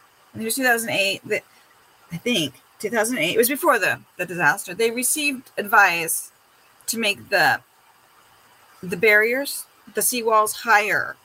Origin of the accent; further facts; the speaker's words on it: United States; moved away as an adult; also born or lived in Chiba, Japan; now in Fukushima, Japan; as an American